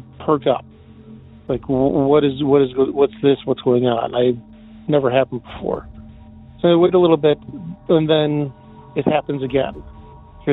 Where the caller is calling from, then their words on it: Depew, New York, United States; I'm calling from Depew, New York, just out of Buffalo